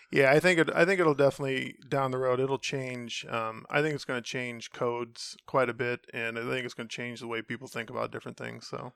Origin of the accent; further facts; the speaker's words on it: Central Ohio, United States; moved away as an adult; now in Cleveland, United States; I grew up in Central Ohio.